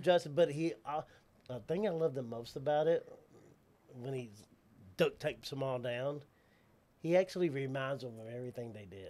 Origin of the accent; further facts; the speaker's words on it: Waco, Texas, United States; accent: Southern; also born or lived in Dallas; was born in Dallas, but I've been in Waco all my life